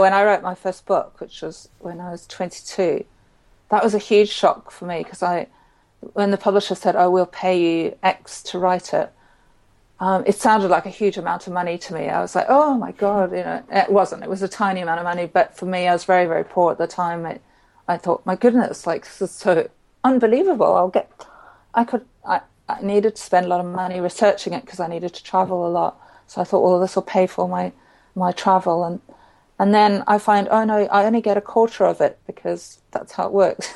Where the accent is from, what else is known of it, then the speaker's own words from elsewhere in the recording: Zimbabwe; I grew up in Zimbabwe